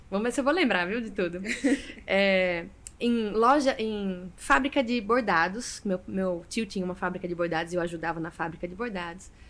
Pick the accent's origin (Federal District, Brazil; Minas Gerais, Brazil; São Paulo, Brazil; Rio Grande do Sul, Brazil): São Paulo, Brazil; also born or lived in João Pessoa; eu nasci aqui, em João Pessoa, né? Meus, meus pais moravam aqui na época, né? E assim que eu nasci, com um mês de vida, os dois foram para São Paulo, né?